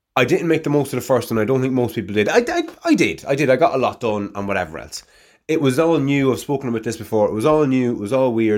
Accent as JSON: {"language": "English", "country": "Ireland", "said": "Gaelic, my native tongue"}